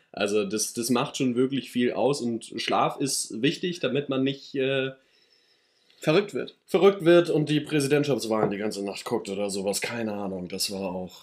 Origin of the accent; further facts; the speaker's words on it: Schleswig-Holstein, Germany; für mich dann immer noch hier als Norddeutscher